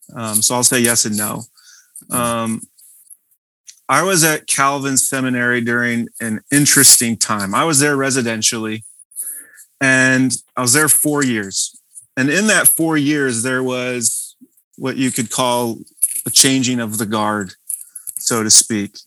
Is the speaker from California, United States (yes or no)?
yes; Visalia, California, United States; moved away as an adult; now in West Michigan, United States; Central California, where I grew up, is very different